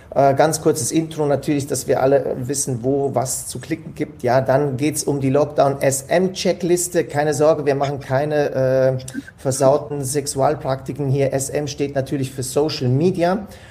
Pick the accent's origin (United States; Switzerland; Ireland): Switzerland; Ich komme ja aus der Schweiz, bei uns ist alles noch normal soweit